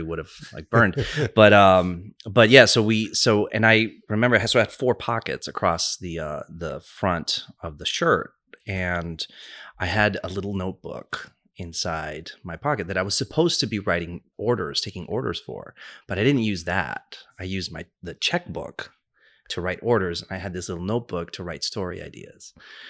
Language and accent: English; New York City, New York, United States; I grew up in New York. I grew up in New York City.